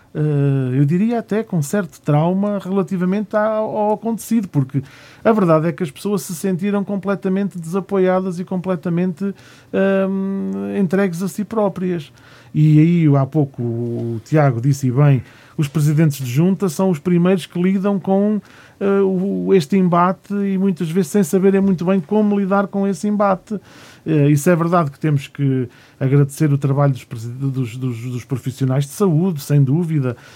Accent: Gonçalo, Centro, Portugal; na minha terra, em Gonçalo

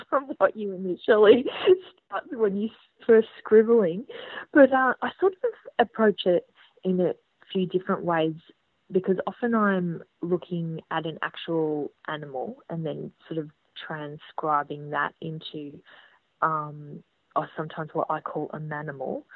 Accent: Geelong, Victoria, Australia; also born or lived in Bendigo; now in Melbourne, Australia; I'd grown up in Geelong.

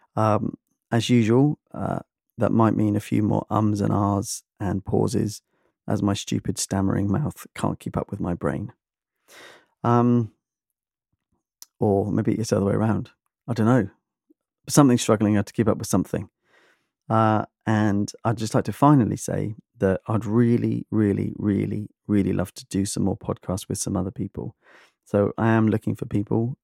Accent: United Kingdom; I'm British

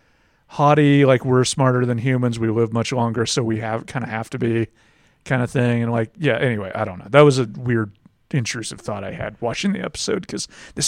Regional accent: Scotland, United Kingdom; Because I'm from Scotland, where that's what we do most of the time.

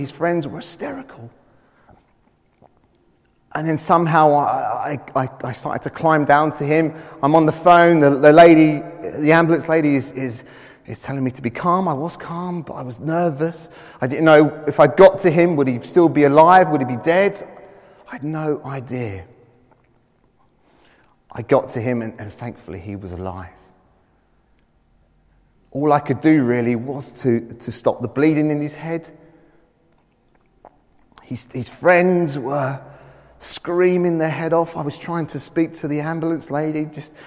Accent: London, United Kingdom; I was brought up in the East End of London. And I spent my childhood playing on roofs.

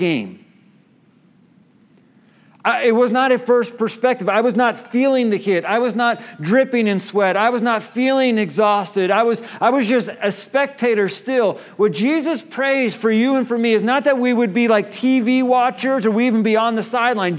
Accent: Kansas City, Missouri, United States; I was born in Kansas City

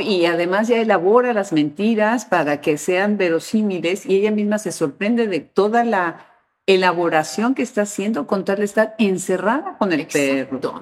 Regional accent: Mexico; moved away; mi país donde yo nací, mi país de origen, México

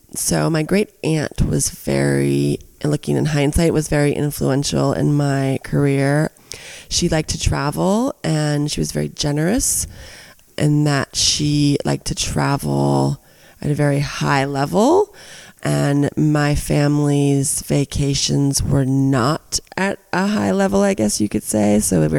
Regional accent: Summerland, California, United States; moved away as an adult; now in Calistoga, United States; I'm from Southern California. I'm from Santa Barbara, a little town south of Santa Barbara called Summerland.

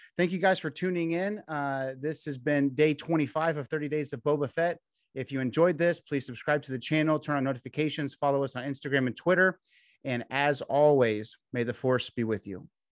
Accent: Texas, United States; in Texas, you grow up

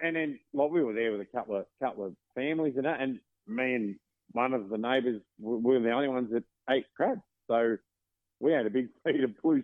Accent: Victoria, Australia; we're from Victoria

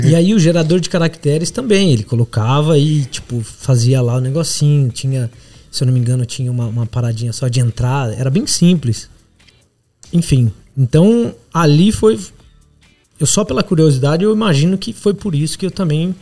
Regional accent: Assis, São Paulo, Brazil; moved away as an adult; now in São Paulo, Brazil; Sou de Assis, do interior de São Paulo

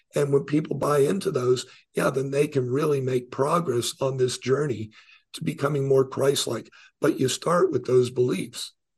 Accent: New York, United States; I was born in New York

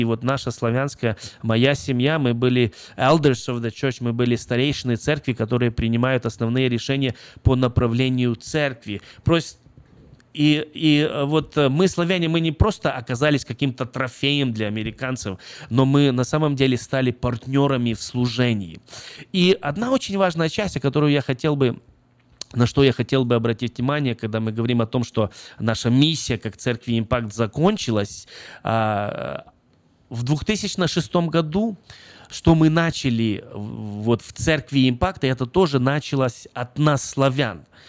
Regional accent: Brest, Brest Region, Belarus; я родился в Беларуси, город Брест

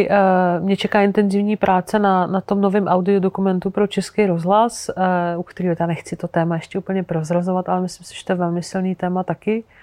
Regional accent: Algeria; já jsem prožila dětství v Alžírsku, protože můj táta Sudánec tam pracoval, on tam učil na univerzitě, eh, a, takže jsme tam jako strávali 10 let

